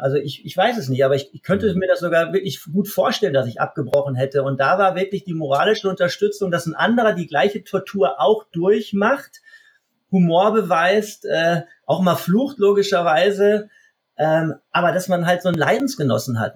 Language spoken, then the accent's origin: German; Essen, North Rhine-Westphalia, Germany; moved away as an adult; also born or lived in Munich; ich bin aus Essen, bin aus dem Ruhrgebiet, als ich dann weggegangen bin nach München